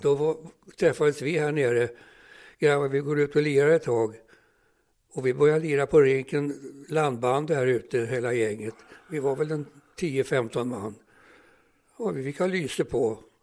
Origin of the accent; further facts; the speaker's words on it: Stockholm, Stockholm County, Sweden; Jag, jag växte upp här på Södermannagatan 64